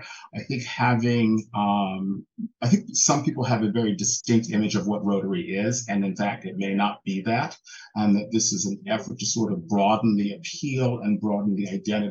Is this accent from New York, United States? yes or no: yes; New York City, New York, United States; now in Palm Springs, United States; I hail from New York City.